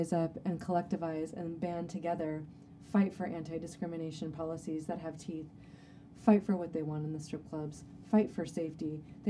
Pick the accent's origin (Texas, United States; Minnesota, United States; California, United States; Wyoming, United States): California, United States; Humboldt County; moved away as an adult; also born or lived in San Francisco, California; I'm from Humboldt, which is literally the most beautiful place in the world.